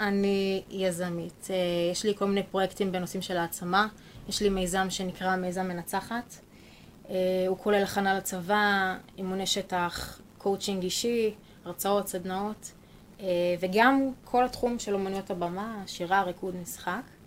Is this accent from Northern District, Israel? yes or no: no; Ein Sarid, Central District, Israel; born or raised there